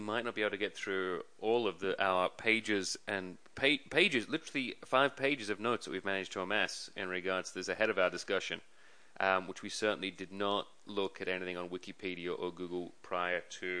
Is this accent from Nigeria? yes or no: no; England, United Kingdom; moved away; I'm definitely English. English as they come.